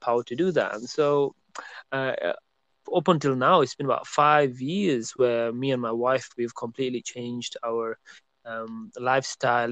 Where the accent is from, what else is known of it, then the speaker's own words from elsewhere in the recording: Burnley, North West England, United Kingdom; moved away as an adult; also born or lived in Birmingham, United Kingdom; I made a move to the city of Birmingham in UK from my hometown of Burnley.